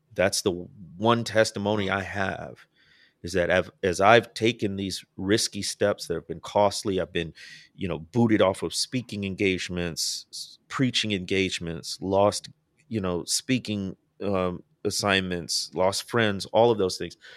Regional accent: Midwest, United States; moved away; I grew up in the Midwest

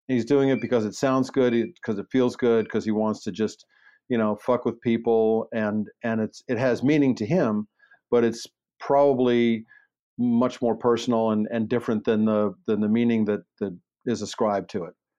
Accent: Baltimore, Maryland, United States; accent: Baltimore; moved away; also born or lived in Los Angeles; I grew up in Baltimore

